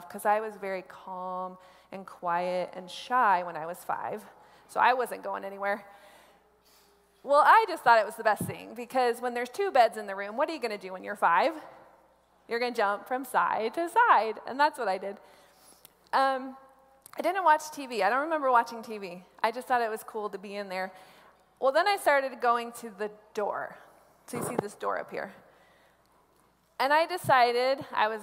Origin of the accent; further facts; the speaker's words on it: Columbus, Nebraska, United States; now in Denver, United States; I grew up in Columbus, Nebraska